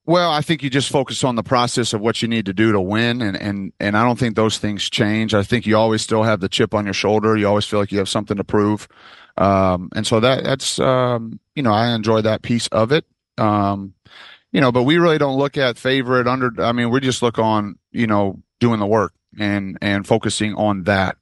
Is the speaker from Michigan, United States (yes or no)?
yes; Michigan, United States; I'm from Michigan